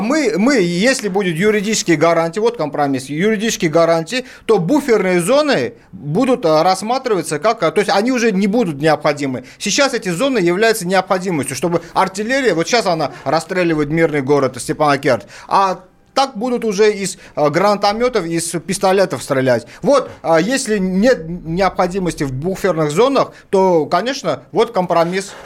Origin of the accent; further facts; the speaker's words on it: Baku, Azerbaijan; now in Russia; Я вот сам родом из Баку, армянин